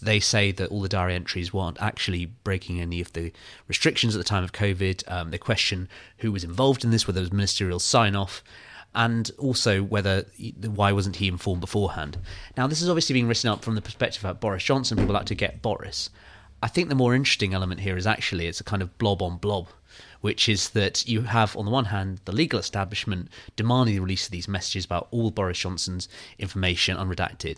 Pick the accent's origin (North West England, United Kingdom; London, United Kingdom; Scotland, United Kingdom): London, United Kingdom; Kew; I'm from Kew, right? So I grew up